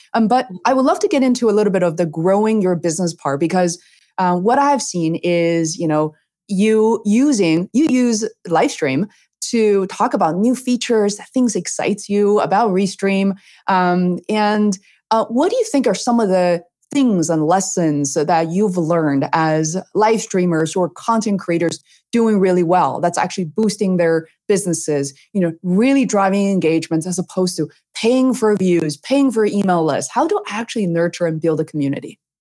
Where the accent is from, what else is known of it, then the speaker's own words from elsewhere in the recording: Beijing, China; moved away; growing up in Beijing, China, also a huge city